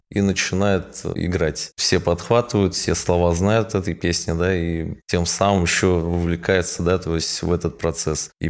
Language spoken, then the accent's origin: Russian; Tatarstan, Russia; Вот я сам по национальности татарин, да, и вырос в многонациональной республике.